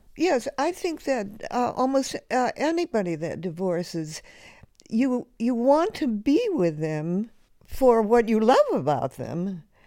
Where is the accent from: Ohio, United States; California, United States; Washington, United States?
California, United States; Los Angeles; now in Vermont, United States; I grew up in the Depression in Hollywood, California.